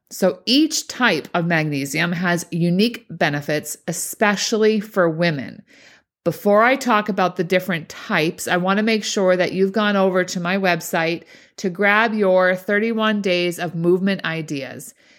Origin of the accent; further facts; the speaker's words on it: Boston, Massachusetts, United States; accent: Boston; my Boston accent